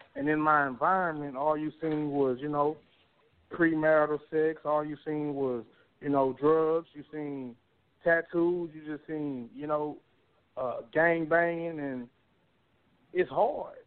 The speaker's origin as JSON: {"language": "English", "town": "Beaumont", "region": "Texas", "country": "United States", "tie": "born or raised there", "also_born_or_lived": "Arkansas", "said": "growing up in Northridge Manor"}